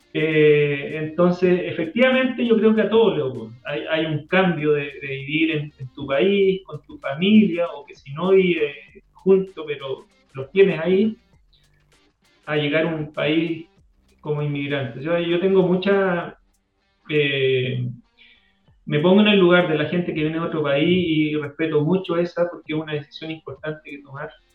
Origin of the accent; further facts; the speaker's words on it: Chile; also born or lived in Switzerland; como chilenos